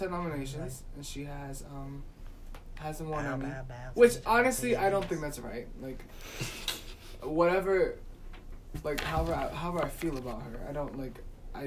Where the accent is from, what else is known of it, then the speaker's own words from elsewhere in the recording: New York City, New York, United States; I'm from the Bronx